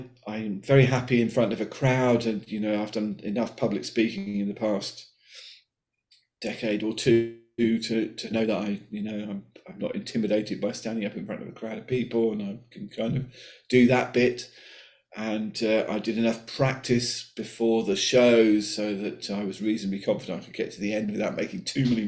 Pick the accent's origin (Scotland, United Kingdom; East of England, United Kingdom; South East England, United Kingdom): East of England, United Kingdom; Colchester; I grew up in Colchester